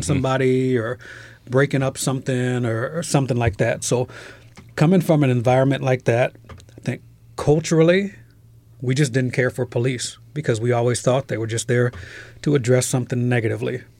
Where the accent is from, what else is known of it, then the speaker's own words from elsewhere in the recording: Trenton, New Jersey, United States; also born or lived in Philadelphia, Pennsylvania; I was born in Trenton, New Jersey